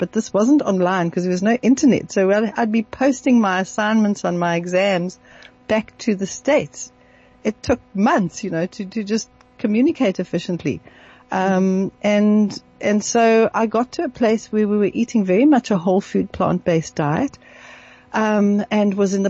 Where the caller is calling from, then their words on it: South Africa; I'm phoning from South Africa.